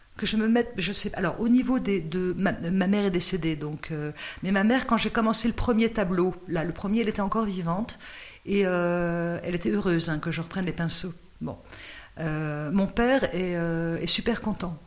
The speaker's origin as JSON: {"language": "French", "town": "Noisiel", "region": "Île-de-France", "country": "France", "said": "je suis de Noisiel"}